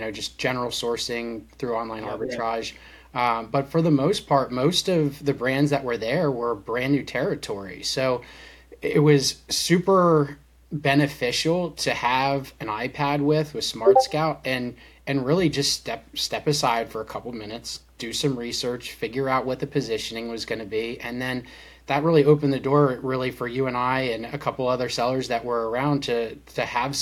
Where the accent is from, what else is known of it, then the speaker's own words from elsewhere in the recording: Lancaster County, Pennsylvania, United States; also born or lived in Florida; I grew up actually in Lancaster County, Pennsylvania